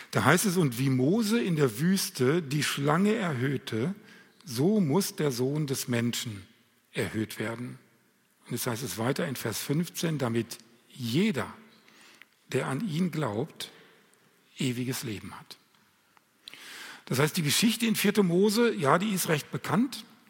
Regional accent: Lemgo, North Rhine-Westphalia, Germany; bei uns in Lemgo

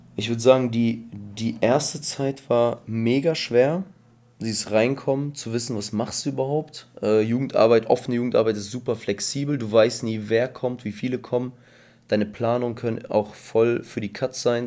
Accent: Bielefeld, North Rhine-Westphalia, Germany; also born or lived in Kazakhstan / Paderborn; now in Espelkamp, Germany; ich komme eigentlich aus Bielefeld und habe halt in Paderborn gearbeitet

